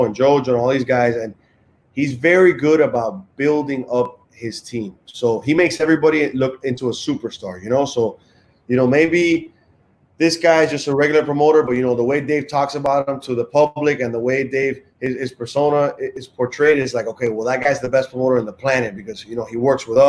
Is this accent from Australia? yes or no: no; Miami, Florida, United States; I grew up in Miami